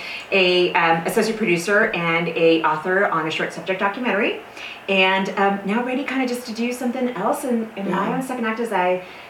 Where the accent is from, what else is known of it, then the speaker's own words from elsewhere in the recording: California, United States; moved away as an adult; I am a Californian. Moved here about, 18 years ago.